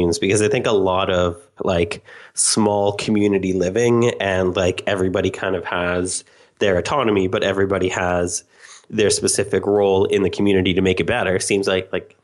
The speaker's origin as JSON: {"language": "English", "country": "Canada", "tie": "born or raised there", "said": "in Canada, or at least where I grew up"}